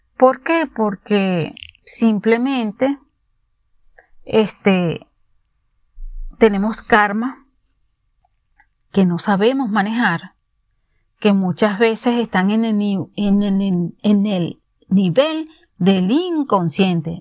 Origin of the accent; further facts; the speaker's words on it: Venezuela; moved away; en mi país, Venezuela, fui abogada